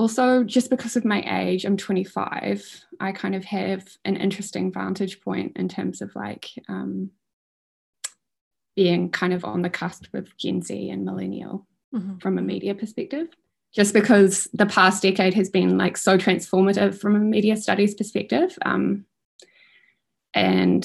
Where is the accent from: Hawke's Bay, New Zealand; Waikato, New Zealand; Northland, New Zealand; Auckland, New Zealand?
Auckland, New Zealand; moved away as an adult; also born or lived in Wellington; I'm from Auckland originally, and I moved to Wellington to go to uni